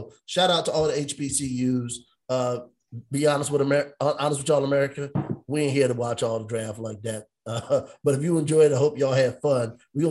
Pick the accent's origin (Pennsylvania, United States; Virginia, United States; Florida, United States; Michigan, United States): Virginia, United States; Hampton; I'm from Hampton.